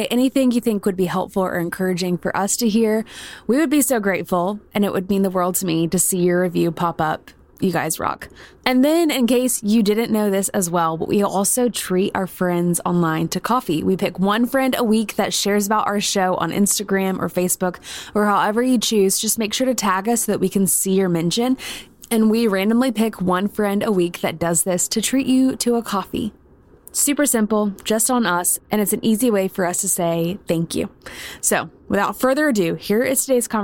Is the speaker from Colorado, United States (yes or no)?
no; Columbia, South Carolina, United States; I grew up in Columbia, so only like an hour and a half away